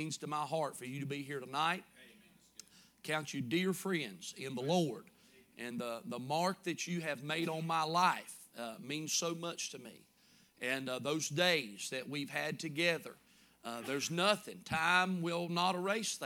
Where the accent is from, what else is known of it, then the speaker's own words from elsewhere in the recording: Cooleemee, North Carolina, United States; We grew up together and in Coolamie, around Coolamie, and went to Coolamie Elementary